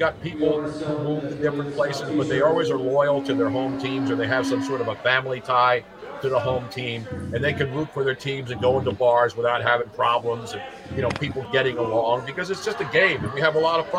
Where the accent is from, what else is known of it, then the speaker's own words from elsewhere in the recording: East Coast, United States; I'm from the East Coast. I'm up here. I hate cold weather now.